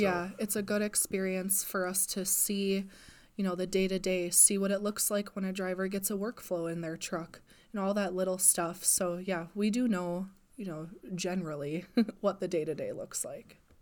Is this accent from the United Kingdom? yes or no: no; Wausau, Wisconsin, United States; also born or lived in Marshfield, Wisconsin; I'm originally from Wausau, so I spend a lot of time there.